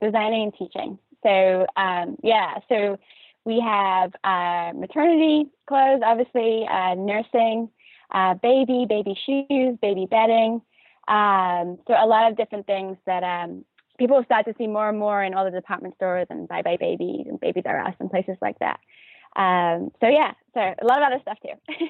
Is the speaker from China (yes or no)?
no; London, United Kingdom; moved away as an adult; also born or lived in New York; growing up in North London with not a lot of, not a big family